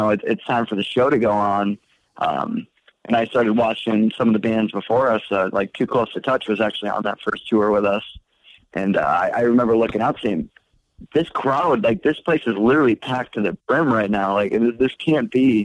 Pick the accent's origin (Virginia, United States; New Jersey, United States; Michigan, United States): Michigan, United States; Port Huron; I'm from Michigan, so I lived in Port Huron